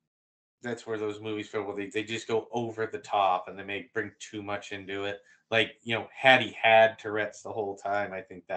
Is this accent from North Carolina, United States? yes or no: no; Boston, Massachusetts, United States; I'm from Boston.